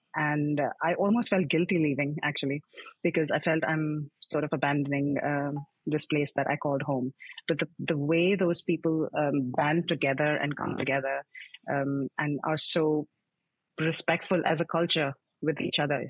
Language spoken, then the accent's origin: English; New Delhi, Delhi, India; moved away as an adult; also born or lived in Tokyo, Japan / Singapore; now in Netherlands; I'm originally from India, from as you know, uh, from New Delhi, and um, I was I'm born and brought up there